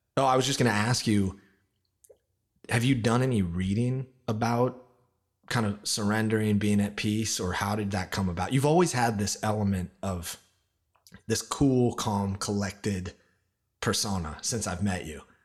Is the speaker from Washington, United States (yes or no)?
yes; Olympia, Washington, United States; moved away as an adult; now in New York, United States; I grew up in Olympia, Washington, outside of Seattle